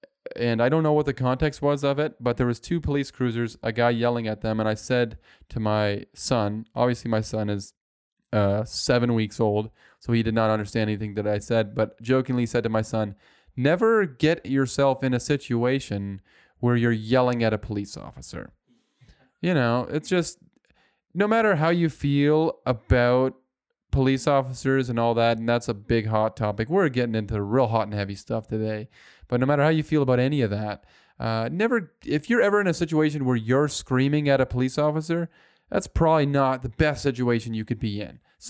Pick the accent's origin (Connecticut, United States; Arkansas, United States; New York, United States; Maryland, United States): New York, United States; Buffalo; you know, we're from Buffalo, so we like to be cold in the snow.